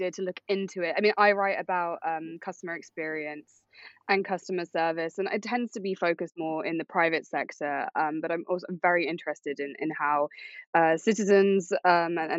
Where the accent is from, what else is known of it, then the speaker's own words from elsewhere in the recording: United Kingdom; moved away as an adult; now in New York, United States; growing up in Europe